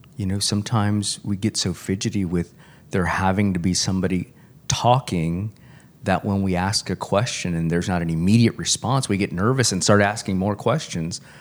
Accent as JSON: {"language": "English", "town": "Corpus Christi", "region": "Texas", "country": "United States", "tie": "born or raised there", "said": "I grew up in Corpus Christi."}